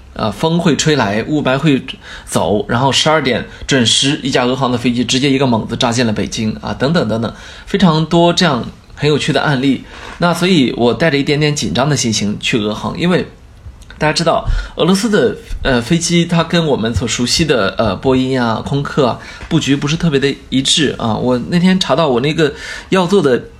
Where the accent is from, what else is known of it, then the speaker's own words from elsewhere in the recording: China; also born or lived in Beijing; 作为一个中国人